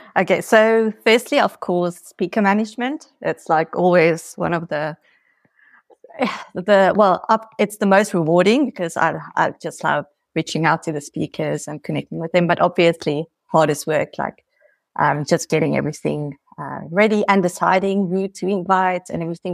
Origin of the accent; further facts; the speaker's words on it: South Africa; now in Portugal; I'm originally from South Africa, but I'm living here in Portugal